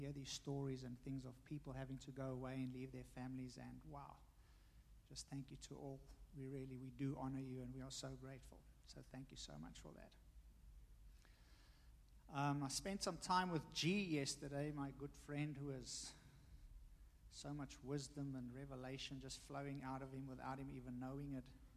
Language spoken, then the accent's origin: English; South Africa; now in United States; me being South African, my wife, Taiwanese